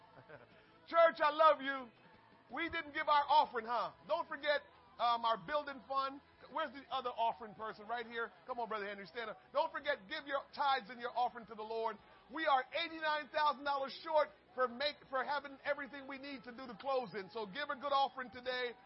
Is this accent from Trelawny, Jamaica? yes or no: no; Portmore, Saint Catherine, Jamaica; now in United States; I'm from Portmore. Yeah, that's my town. That's my town